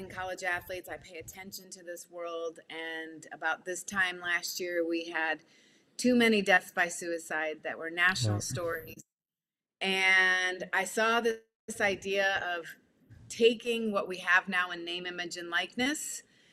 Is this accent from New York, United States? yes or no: no; South Bend, Indiana, United States; I grew up here in South Bend. My family came here when I was 5 years old